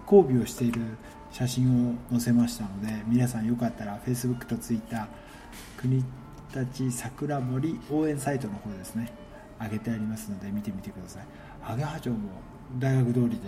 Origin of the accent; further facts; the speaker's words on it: Kunitachi, Tokyo, Japan; あそうですか僕もこの辺りで育ってますが